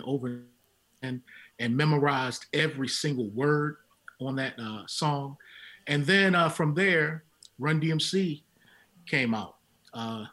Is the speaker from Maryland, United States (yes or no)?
yes; Baltimore, Maryland, United States; now in Tennessee, United States; Growing up in Baltimore, Maryland